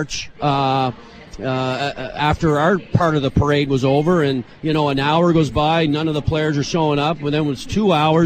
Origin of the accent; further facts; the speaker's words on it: Port Hood, Nova Scotia, Canada; moved away; also born or lived in Regina; To be able to bring the Stanley Cup to my hometown, it's only, 700-800 people